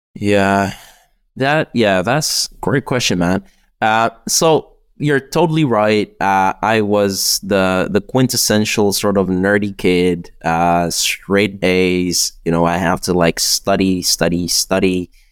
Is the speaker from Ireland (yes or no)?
no; Czechia; also born or lived in United Kingdom; in the Czech Republic, we have like this weird system where you can do eight years of high school.